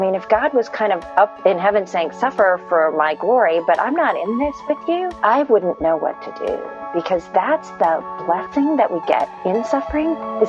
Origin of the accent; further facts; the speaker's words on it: India; born there; I was born in India to Christian parents.